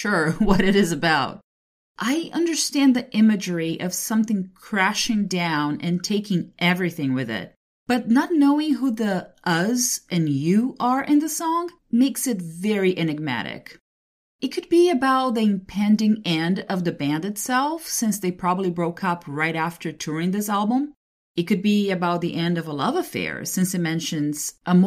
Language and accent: English; Brazil; growing up in Brazil